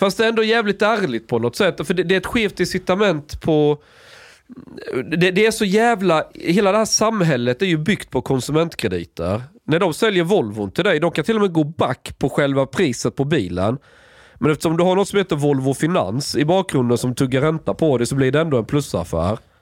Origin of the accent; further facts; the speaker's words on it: Sweden; jag är från Sverige